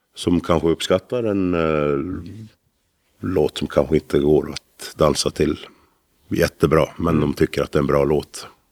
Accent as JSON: {"language": "Swedish", "town": "Älvdalen", "region": "Dalarna County", "country": "Sweden", "said": "vi kommer från Älvdalen"}